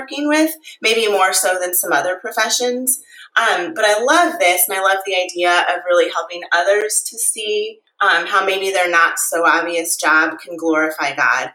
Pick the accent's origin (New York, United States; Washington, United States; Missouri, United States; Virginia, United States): Missouri, United States; St. Louis; moved away as an adult; now in Arizona, United States; I grew up in St. Louis, Missouri